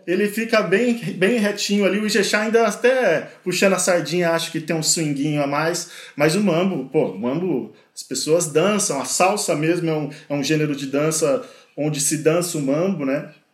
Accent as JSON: {"language": "Portuguese", "town": "Ourinhos", "region": "São Paulo", "country": "Brazil", "said": "o interior paulista aí, minha, minhas terrinhas ali, minha, tanto Ourinhos quanto as cidades em volta ali"}